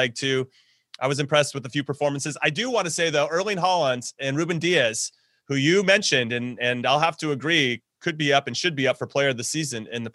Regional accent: United States; My bias as an American is showing

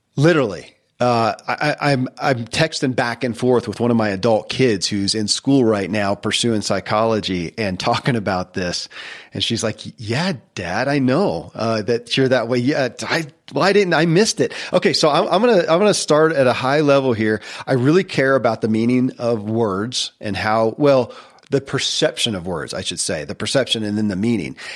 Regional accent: Kentucky, United States; born or raised there

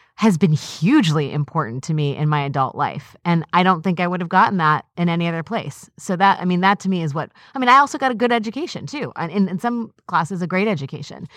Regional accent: Washington, District of Columbia, United States; growing up in Northwest Washington, D C, which can be a pretty homogenous place.

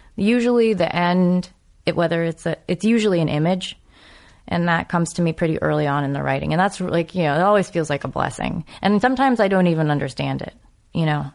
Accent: New England, United States; I'm from New England

